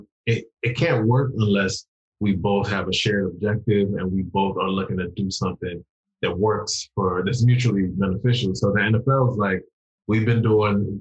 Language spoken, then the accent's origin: English; Washington, District of Columbia, United States; I'm Nigerian, I'm from DC